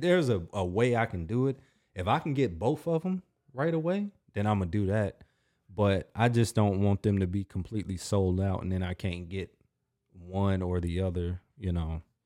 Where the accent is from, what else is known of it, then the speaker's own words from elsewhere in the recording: United States; I'm an American too